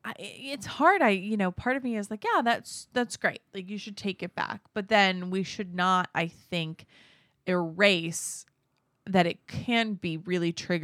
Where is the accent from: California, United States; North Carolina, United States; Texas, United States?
California, United States; Orange County; now in San Diego, United States; I'm from Orange County. I'm 38 years old.